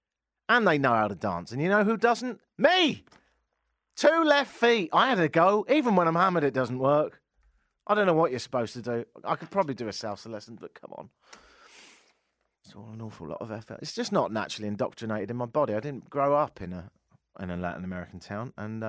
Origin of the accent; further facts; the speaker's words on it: Canada; moved away; obviously I've been here 10 years, I'm Canadian